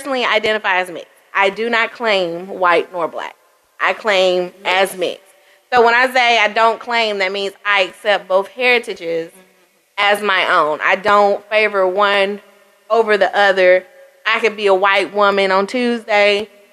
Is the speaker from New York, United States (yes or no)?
no; Birmingham, Alabama, United States; now in Georgia, United States; I grew up in Alabama.